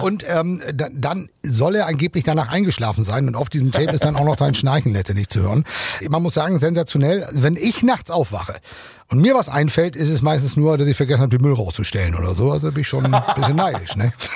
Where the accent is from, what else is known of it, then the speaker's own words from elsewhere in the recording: Germany; bei uns in Deutschland